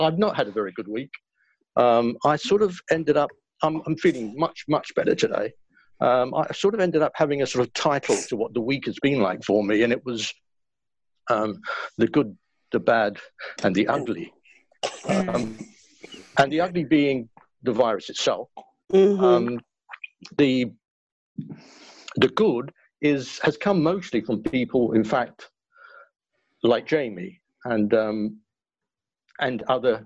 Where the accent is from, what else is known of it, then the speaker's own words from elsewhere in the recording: London, United Kingdom; born and bred down in Stepney in the 1940s.